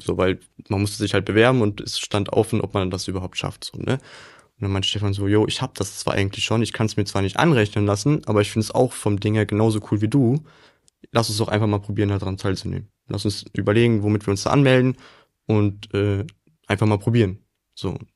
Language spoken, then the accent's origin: German; Willich, North Rhine-Westphalia, Germany; moved away as an adult; now in Duisburg, Germany; Also ich komme ja aus Willig, das liegt ja sehr nah bei Duisburg. Das ist praktisch in diesem Dreieck Düsseldorf, Krefeld, Mönchengladbach in der Mitte so ziemlich genau.